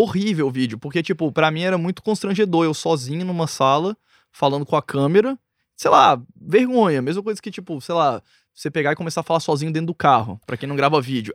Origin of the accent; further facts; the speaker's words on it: Brasília, Federal District, Brazil; eu nasci em Brasília, moro lá desde que eu nasci.